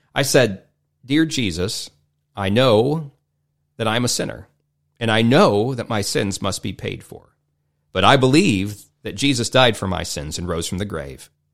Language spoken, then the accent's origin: English; United States; I grew up in America